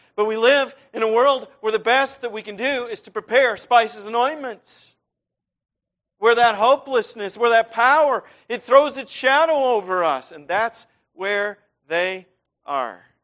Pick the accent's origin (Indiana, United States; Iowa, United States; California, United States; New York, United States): Iowa, United States; moved away; I grew up in Iowa